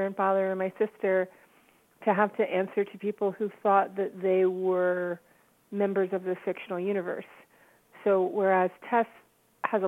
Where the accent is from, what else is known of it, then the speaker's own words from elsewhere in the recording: Baltimore, Maryland, United States; also born or lived in Atlanta, Georgia / Washington, D.C. area / Columbia, Maryland; I was born in Atlanta. My family moved to the Washington, D.C. area when I was two, but I grew up mainly in Baltimore. I went to high school in Columbia, but Baltimore is really my home